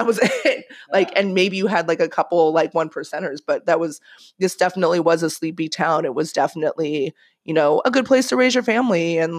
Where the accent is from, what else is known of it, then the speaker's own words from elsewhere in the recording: Manhattan Beach, California, United States; I would tell people I'm from Manhattan Beach